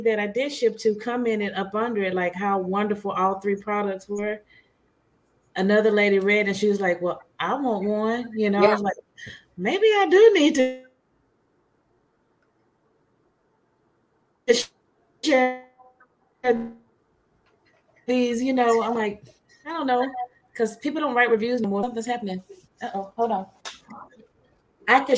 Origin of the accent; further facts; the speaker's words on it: Louisiana, United States; now in Texas, United States; I'm from Louisiana